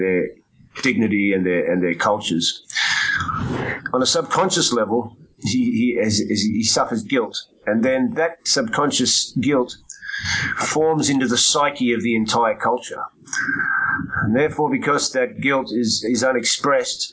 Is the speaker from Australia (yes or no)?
yes; Australia; growing up in Australia